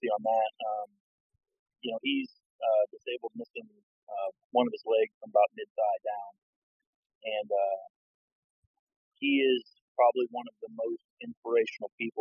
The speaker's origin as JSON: {"language": "English", "region": "Florida", "country": "United States", "moved": "yes", "said": "I'm originally from Florida"}